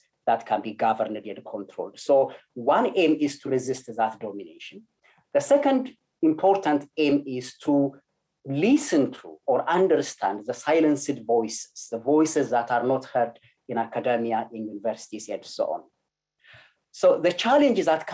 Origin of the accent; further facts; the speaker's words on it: Ethiopia; English is a second language; moved away; Growing up in Ethiopia, especially being close to rural side of Ethiopia, I grew up very close to nature